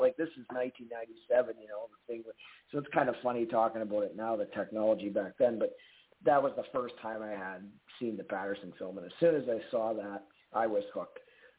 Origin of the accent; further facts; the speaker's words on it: Edmonton, Alberta, Canada; my hometown's paper, the Edmonton Journal.